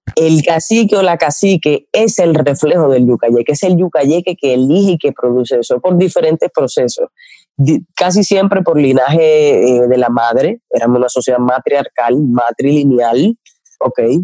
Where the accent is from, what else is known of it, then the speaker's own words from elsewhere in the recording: La Isabela, Puerto Plata, Dominican Republic; nosotros somos de la Isabela, Puerto Plata, de donde llegó Colón